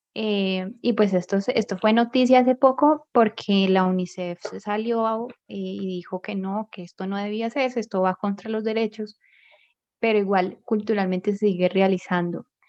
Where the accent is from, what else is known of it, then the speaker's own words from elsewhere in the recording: Colombia; aquí en Colombia ya teníamos estas costumbres